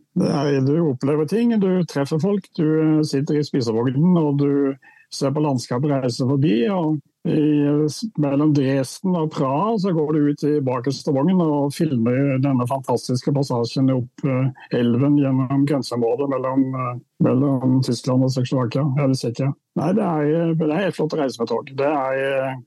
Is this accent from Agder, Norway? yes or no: yes; Indre Agder, Norway; da jeg var barn, så vokste jeg opp i en reformistisk eh, luthersk prestefamilie i Indre Agder